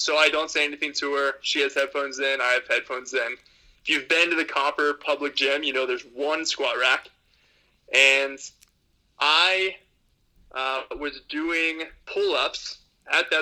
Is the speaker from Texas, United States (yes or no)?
yes; Texas, United States; I'm from Texas.